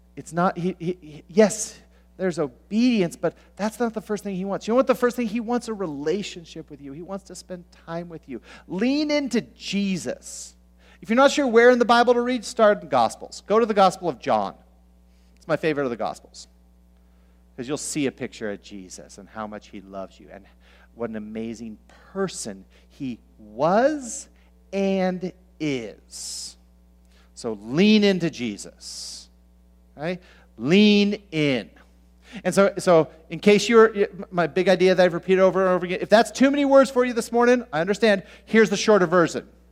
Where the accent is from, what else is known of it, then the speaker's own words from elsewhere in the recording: Southern California, United States; now in Minnesota, United States; I grew up in Southern California where there's basically just two seasons